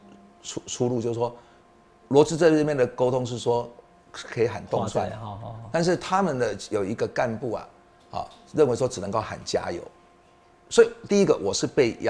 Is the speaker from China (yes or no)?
no; Yunlin County, Taiwan; moved away; 我真的是云林子弟，啊，我爸爸是云林的这个麦寮人，我妈妈是彰化人，嗯，是鹿港啊的的女儿。那我自己的老婆又是台南人，我是台南的女婿。